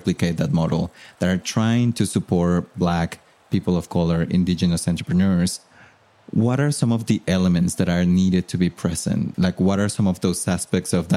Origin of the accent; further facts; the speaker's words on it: Mexico; moved away as an adult; now in United States; I'm from Mexico and I've been in the US for about 10 years now.